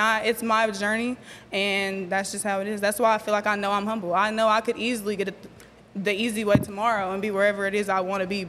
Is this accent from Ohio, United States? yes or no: no; Okmulgee, Oklahoma, United States; moved away as an adult; also born or lived in Tulsa; I'm from Mugtown, 918 Okmulgee